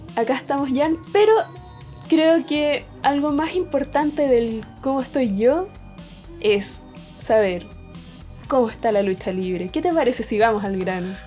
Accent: Chile; ya que somos de Chile

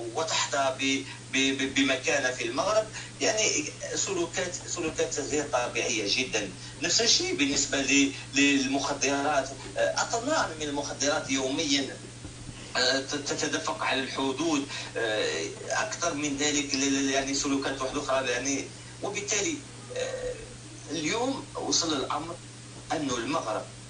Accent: Algeria

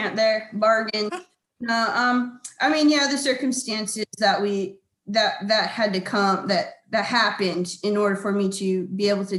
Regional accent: Hawaii, United States; moved away; also born or lived in California; I am originally from Hawaii

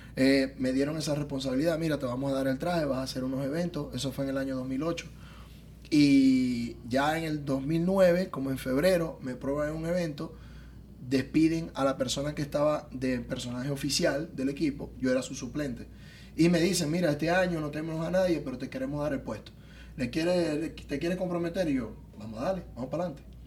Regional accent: Zulia, Venezuela; moved away as an adult; also born or lived in Tijuana, Mexico; now in Miami, United States; los maracuchos, los zulianos, nos caracterizamos por ser personas gorditas

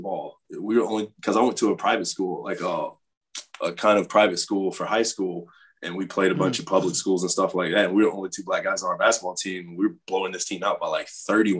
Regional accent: South Carolina, United States; I grew up in the South Carolina

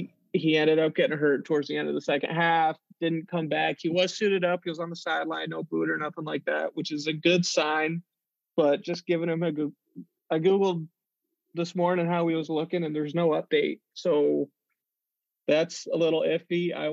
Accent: New Jersey, United States; moved away; I'm from New Jersey

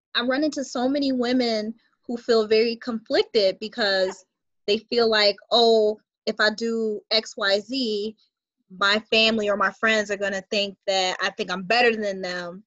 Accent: Buffalo, New York, United States; moved away as an adult; now in New Jersey, United States; I reside in New Jersey and originally I'm from Buffalo, New York.

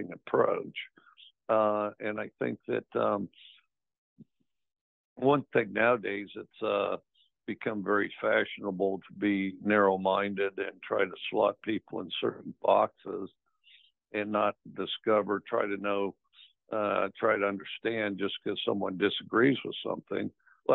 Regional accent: Wyoming, United States; moved away; also born or lived in Sheridan, Wyoming; I went to Wyoming, and I'm from Wyoming

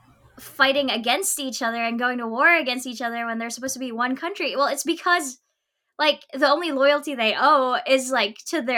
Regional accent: Philippines; growing up in the Philippines

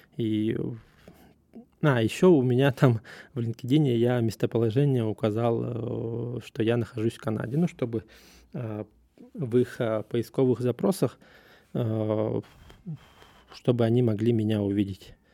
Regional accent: Russia; я из России

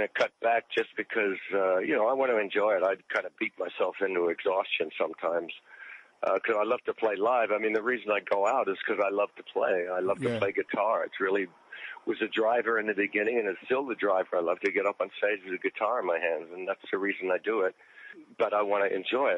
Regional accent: Australia; moved away as an adult; also born or lived in Sydney / England; now in United States; I grew up in Australia, out in the country

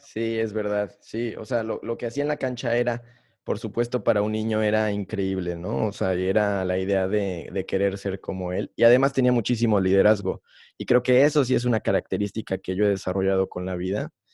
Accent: Mexico; como todo mexicano

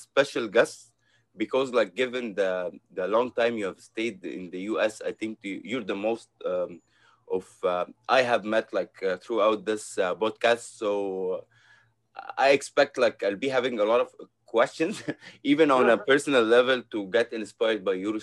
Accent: Egypt; now in Jersey City, United States; I'm also from East Africa. I'm from Egypt.

